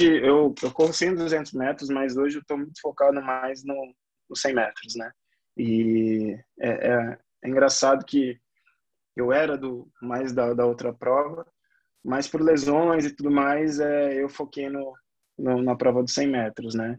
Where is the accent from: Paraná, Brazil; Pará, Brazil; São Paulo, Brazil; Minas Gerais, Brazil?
São Paulo, Brazil; Eu falo de São Paulo, moro, sou paulista, paulistão da gema mesmo, bem do meio